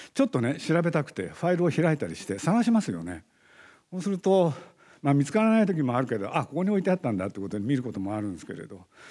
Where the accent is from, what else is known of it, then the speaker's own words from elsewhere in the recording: Nagoya, Aichi, Japan; now in Tokyo, Japan; 僕実は名古屋の生まれで名古屋で育ちまして